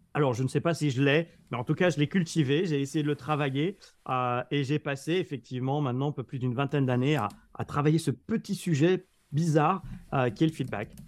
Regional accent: France; en tant que Français, tu vois, qui, débarquait à New York

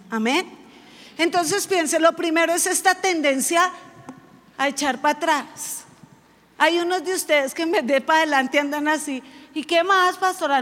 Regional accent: Bogotá, Colombia; como yo soy rola

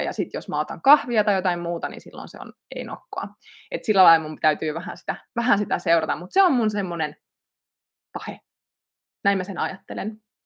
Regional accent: Ilmajoki, South Ostrobothnia, Finland; Ilmajoki valikoitu yhdeksi näistä paikkakunniksi, eli olen sieltä kotosin

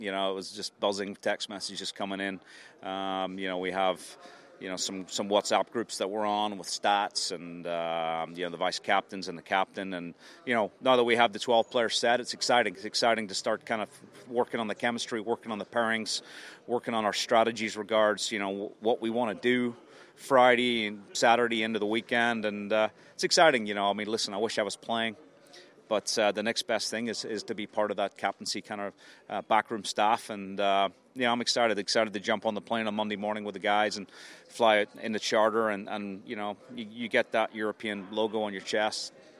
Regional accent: Ireland; we've been very lucky as Irish players to have a great synergy with the Ryder Cup

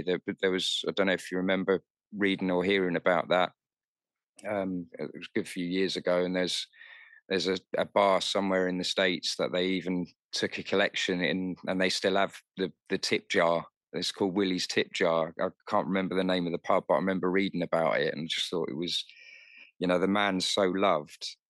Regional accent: London, United Kingdom; moved away as an adult; now in Kent, United Kingdom; I grew up in North London, um, so technically, I'm a city boy

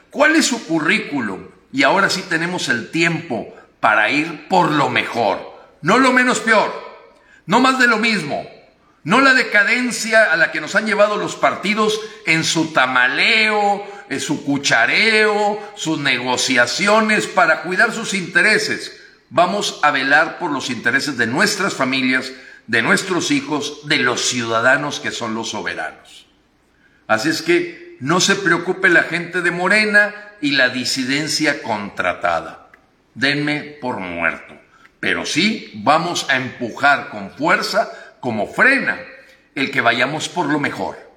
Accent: Mexico; Hoy los mexicanos hemos decidido elegir, no solo votar.

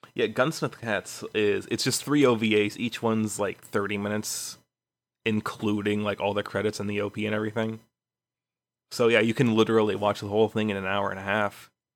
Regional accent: Chicago, Illinois, United States; now in Houston, United States; I was born in Chicago

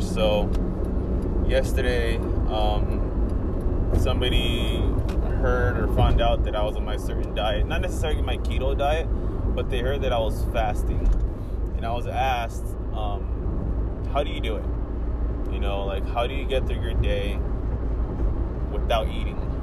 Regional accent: California, United States; It's been uh, really hot out here in California, where I'm from, and I dislike the heat

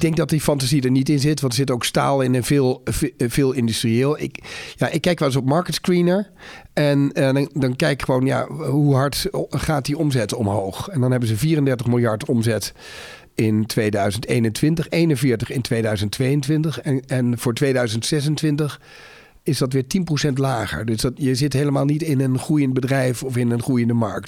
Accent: Netherlands; als Nederlander ben ik sowieso al trots

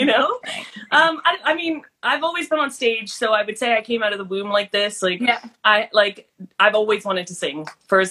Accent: South Africa; now in Canada; I grew up in South Africa

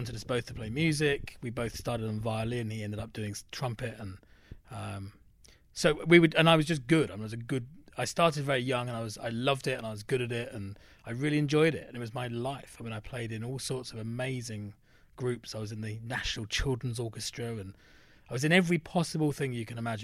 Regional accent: London, United Kingdom; now in United States; growing up in London

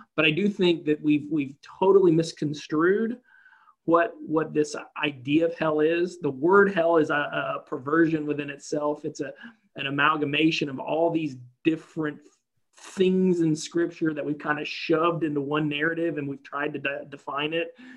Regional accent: the South, United States; I grew up in the South of, of America

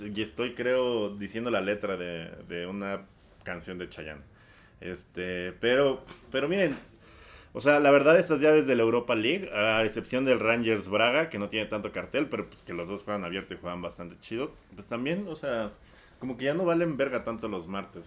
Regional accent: Mexico; como mexicano millennial

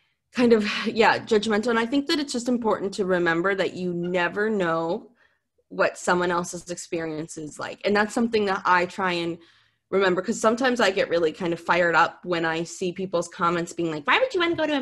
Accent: Minnesota, United States; moved away; growing up in Minnesota, my dream was to go to California.

